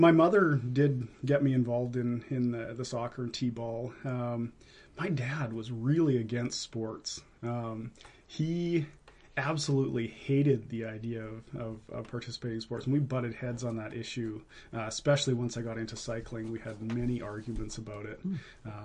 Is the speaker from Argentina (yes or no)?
no; Vancouver, British Columbia, Canada; also born or lived in Quesnel, British Columbia; now in Maple Ridge, Canada; I was born in Quesnel. I spent most of my time growing up in Vancouver